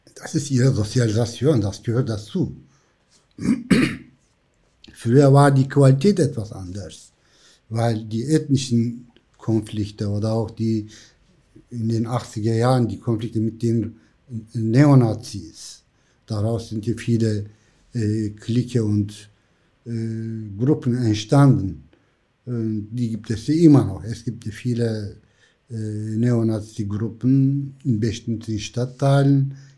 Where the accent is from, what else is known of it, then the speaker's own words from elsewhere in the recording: Black Sea coast, Black Sea Region, Turkey; German is a second language; moved away as an adult; also born or lived in Istanbul / Ankara; now in Hamburg, Germany; ich bin am Schwarzen Meer aufgewachsen